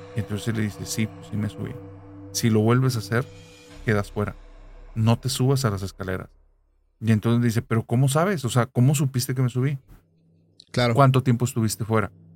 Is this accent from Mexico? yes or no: yes; Monterrey, Nuevo León, Mexico; yo soy de Monterrey